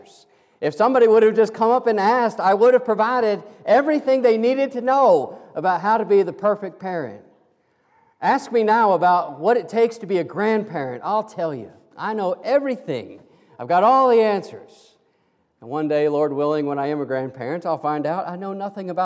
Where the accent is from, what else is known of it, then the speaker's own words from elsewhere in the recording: Kansas, United States; moved away; I'm an old farm boy from Kansas, and I grew up down the road from my grandparents